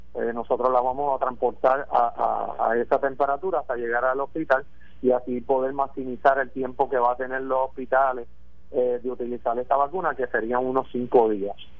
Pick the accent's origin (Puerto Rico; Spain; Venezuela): Puerto Rico; mi pueblo, de Puerto Rico